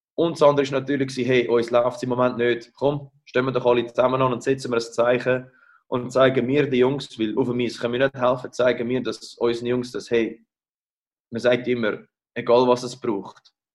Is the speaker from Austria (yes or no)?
no; Rapperswil, St. Gallen, Switzerland; also born or lived in United States; now in Geneva, Switzerland; Ich bin zu Rappi aufgewachsen in der Stippel